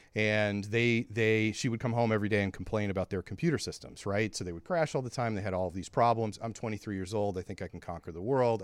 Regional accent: St. Louis, Missouri, United States; we're from Saint Louis

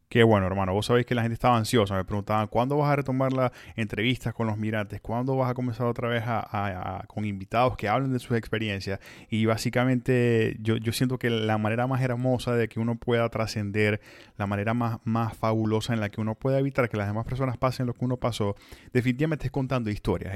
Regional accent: Venezuela; moved away as an adult; Yo salí de Venezuela el 15 de septiembre, pero de 2011

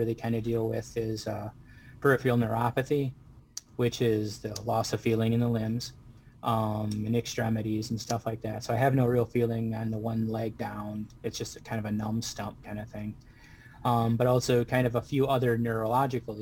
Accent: Waterford, Michigan, United States; I'm from Waterford, Michigan.

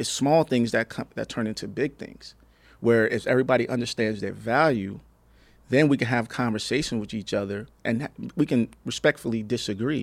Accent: New Jersey, United States; now in Palm Springs, United States; I'm originally from New Jersey

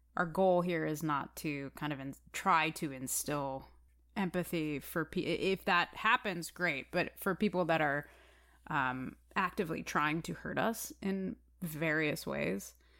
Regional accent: Chicago, Illinois, United States; I am a actor, musician, activist from the city of Chicago

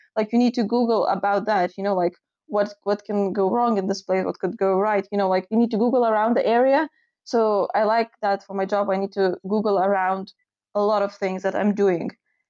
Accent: United Kingdom; I'm from United Kingdom.

